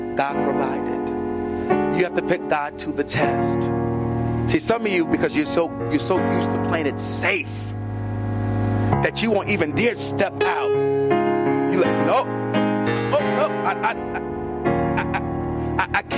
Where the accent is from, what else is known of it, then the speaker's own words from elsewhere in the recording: New York City, New York, United States; moved away as an adult; also born or lived in Hackensack, New Jersey; I'm born and raised in the South Bronx